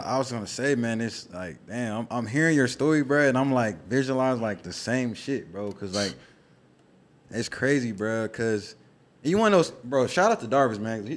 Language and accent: English; Memphis, Tennessee, United States; I'm from Memphis